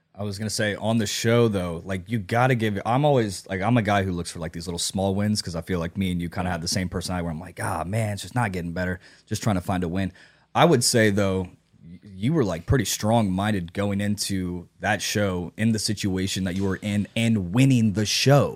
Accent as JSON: {"language": "English", "town": "Nashville", "region": "Tennessee", "country": "United States", "also_born_or_lived": "Chicago", "said": "I'm from Nashville. I tried to get out of Nashville, moved to Chicago. COVID hit, came back"}